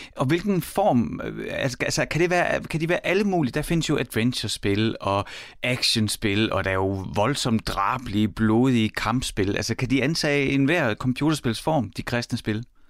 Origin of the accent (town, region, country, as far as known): Horsens, Central Denmark Region, Denmark; born or raised there